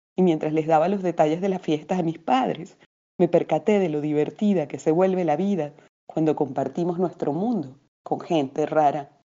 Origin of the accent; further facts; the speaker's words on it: Venezuela; moved away as an adult; now in Lima, Peru; narradora y poeta venezolana eh, residenciada hace algunos años en Lima, así que también soy peruana por elección y adopción.